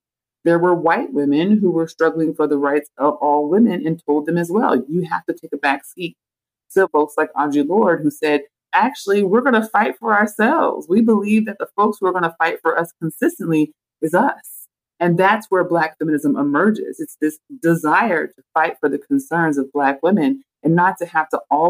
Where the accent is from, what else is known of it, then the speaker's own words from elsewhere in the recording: Oakland, California, United States; I grew up in East Oakland, the Bay Area, just off of San Francisco, and a predominantly Black area.